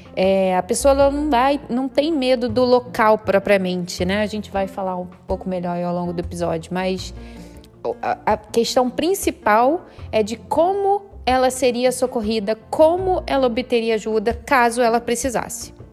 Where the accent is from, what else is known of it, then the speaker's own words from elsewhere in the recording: Rio de Janeiro, Brazil; Eu sou do Rio de Janeiro